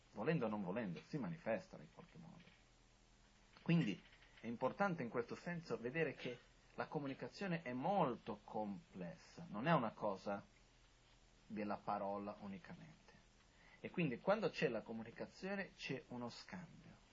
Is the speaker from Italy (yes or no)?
no; India; io sono anche cresciuto in monastero in India